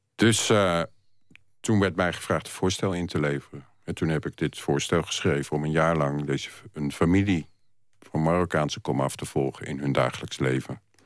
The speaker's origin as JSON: {"language": "Dutch", "region": "Utrecht", "country": "Netherlands", "tie": "born or raised there", "also_born_or_lived": "Gouda", "moved": "as an adult", "lives_now": "Amsterdam, Netherlands", "said": "ik eh, ben geboren in Utrecht. En daar tot, heb ik tot mijn middelbare school eh, gewoond."}